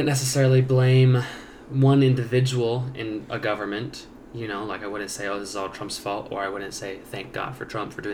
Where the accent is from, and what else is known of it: United States